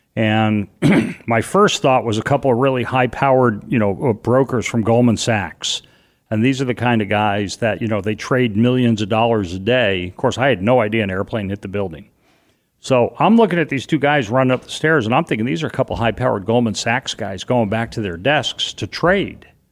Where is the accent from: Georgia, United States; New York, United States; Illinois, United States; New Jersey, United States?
New York, United States; New York City; moved away; also born or lived in Boston; I grew up in and around New York